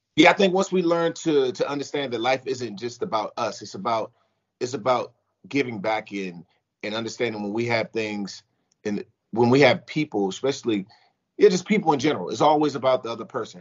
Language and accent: English; United States; I came back to my hometown team, which is the Washington football team.